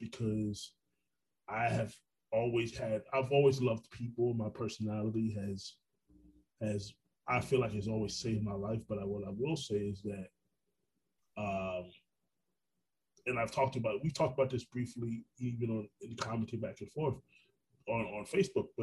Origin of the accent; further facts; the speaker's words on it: Orlando, Florida, United States; also born or lived in Brooklyn, New York; I'm a native New Yorker, but I'm a Florida. I grew up in Orlando.